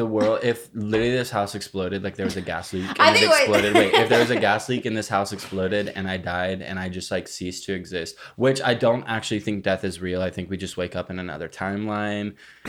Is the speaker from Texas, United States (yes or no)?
yes; Granbury, Texas, United States; now in Los Angeles, United States; Well, in my hometown in shit-ass nowhere, Texas